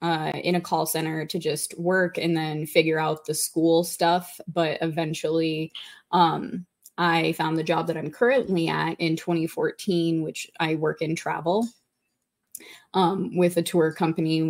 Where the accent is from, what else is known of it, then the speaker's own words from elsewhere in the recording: Montana, United States; moved away as an adult; my home state, Montana